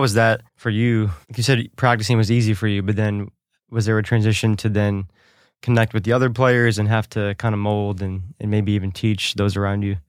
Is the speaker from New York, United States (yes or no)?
yes; New York, United States; also born or lived in East Nashville; now in Nashville, United States; I'm from New York